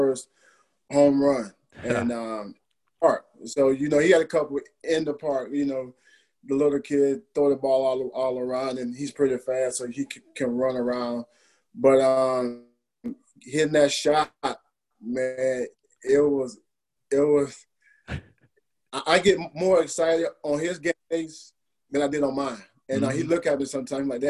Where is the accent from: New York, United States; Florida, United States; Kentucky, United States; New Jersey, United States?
Florida, United States; Alachua; my hometown of Alachua